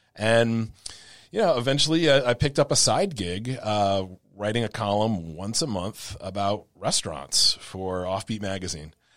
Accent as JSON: {"language": "English", "region": "Rhode Island", "country": "United States", "tie": "born or raised there", "moved": "as an adult", "lives_now": "New Orleans, United States", "said": "a small town newspaper in my hometown in Rhode Island"}